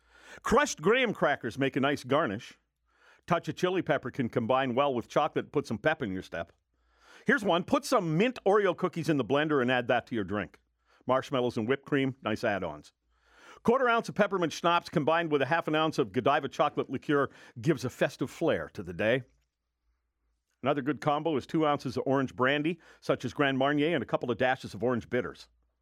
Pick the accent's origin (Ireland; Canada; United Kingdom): Ireland; I'm Irish